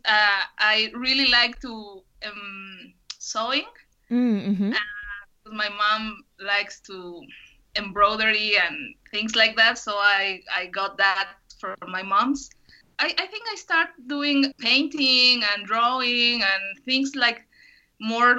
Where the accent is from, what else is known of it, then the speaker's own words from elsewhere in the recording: Guadalajara, Jalisco, Mexico; English is a second language; now in Jocotepec, Mexico; I'm from Guadalajara currently. We are living in Jocotepec, Jalisco